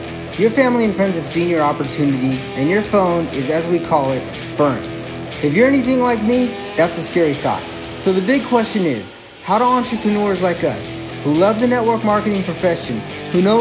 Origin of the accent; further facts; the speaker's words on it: Guam; So I'm from Guam